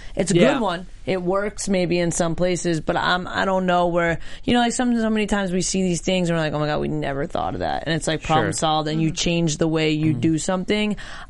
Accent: New York, United States; born or raised there

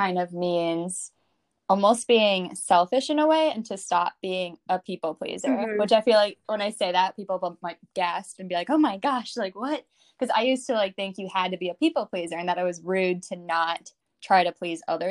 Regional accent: Chicago, Illinois, United States; moved away as an adult; also born or lived in Indiana; now in New York City, United States; I'm from Chicago, and I went to college in Indiana at Ball State University, and I moved to New York City in 2018

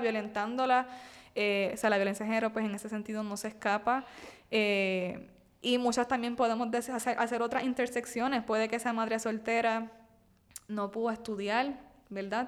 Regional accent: Puerto Rico

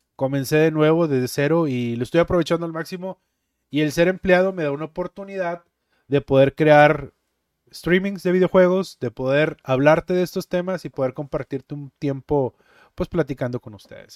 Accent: Monterrey, Nuevo León, Mexico; also born or lived in Guadalupe, Nuevo León; Originario de Monterrey, Nuevo León

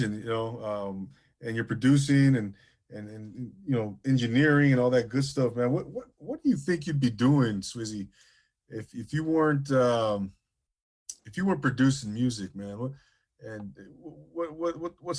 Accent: Rancho Cucamonga, California, United States; I grew up in Rancho Cucamonga

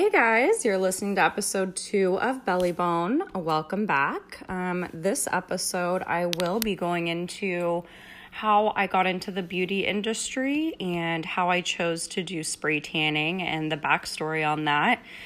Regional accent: United States; growing up in America

